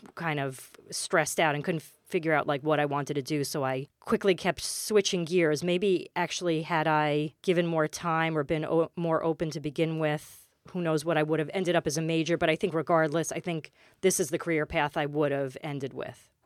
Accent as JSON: {"language": "English", "town": "New York City", "region": "New York", "country": "United States", "tie": "born or raised there", "moved": "as an adult", "lives_now": "Westchester County, United States", "said": "I grew up in Queens, and I went to, I went all through the schools in Queens"}